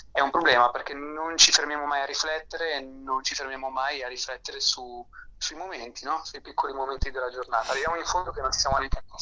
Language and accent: Italian; Milan, Lombardy, Italy; born there; io eh, sono nato a Milano, ma i miei nonni sono molisani e mio nonno era un contadino